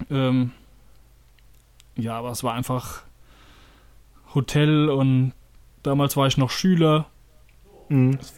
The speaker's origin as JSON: {"language": "German", "town": "Oberwildstadt", "region": "Hesse", "country": "Germany", "tie": "born or raised there", "said": "ich bin in Oberwildstadt groß geworden"}